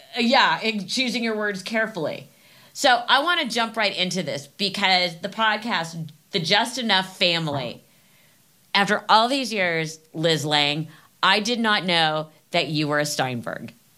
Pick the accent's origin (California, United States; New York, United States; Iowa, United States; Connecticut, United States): California, United States; Los Angeles; I grew up in LA.